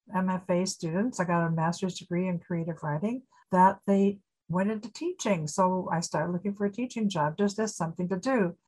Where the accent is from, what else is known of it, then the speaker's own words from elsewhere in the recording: Aurora, Illinois, United States; moved away as an adult; also born or lived in Iowa; Growing up in Aurora